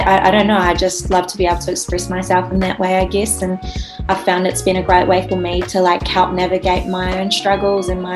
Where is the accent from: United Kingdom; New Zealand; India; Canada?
New Zealand; Rotorua, Bay of Plenty; also born or lived in Auckland; I am from Aotearoa, New Zealand, Rotorua, so the North Island.